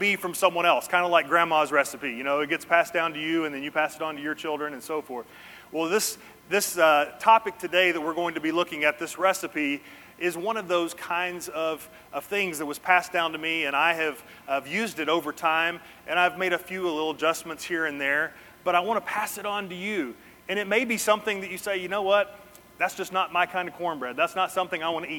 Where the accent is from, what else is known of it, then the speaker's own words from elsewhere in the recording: Hendersonville, United States; I grew up in the South, grew up most of my life right here in Hendersonville